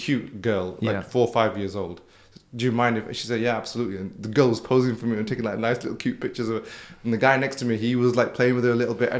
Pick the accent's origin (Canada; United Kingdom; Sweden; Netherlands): United Kingdom; with my experience growing up in Britain